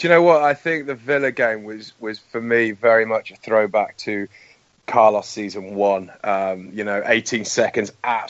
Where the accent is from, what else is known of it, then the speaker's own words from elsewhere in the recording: Canada; You know, and I give them as much abuse as they can handle, being Canadian.